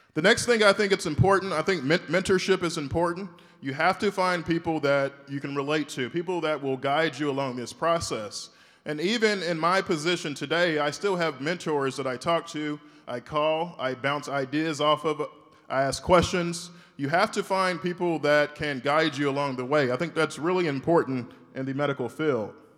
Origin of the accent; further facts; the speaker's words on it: Shreveport, Louisiana, United States; I'm from Shreveport, Louisiana. I went to school there, high school, middle school